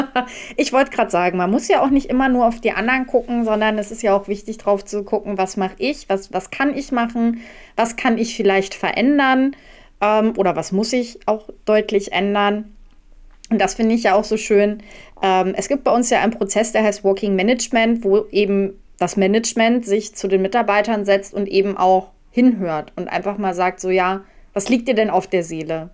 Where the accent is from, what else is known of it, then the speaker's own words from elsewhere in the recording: North Rhine-Westphalia, Germany; now in Ruhr area, Germany; Ich äh, bin gar nicht so weit von dir entfernt aufgewachsen, also Ostwestfalen